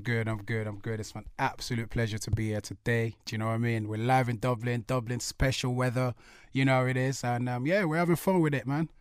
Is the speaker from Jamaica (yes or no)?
no; London, United Kingdom; obviously my hometown, London